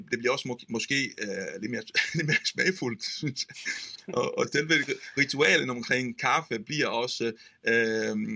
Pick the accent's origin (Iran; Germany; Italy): Italy; Campania; Danish is a second language; Og jeg har taget kørekort i min hjemby, tæt på Napoli.